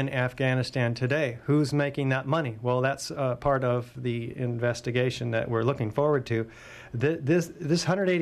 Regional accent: United States; I'm an American

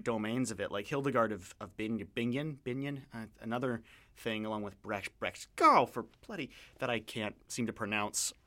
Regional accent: Canada; as a Canadian

